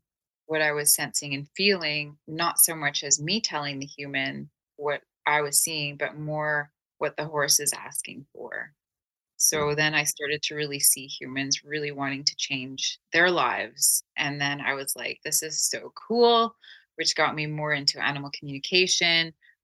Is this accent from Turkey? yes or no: yes; Turkey; I'm Turkish. I was born in Turkey. So I'm multicultural.